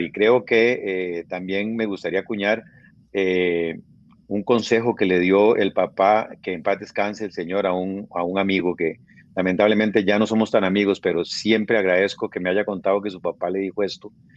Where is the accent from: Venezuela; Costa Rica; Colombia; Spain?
Costa Rica; now in Guatemala; al ser yo tico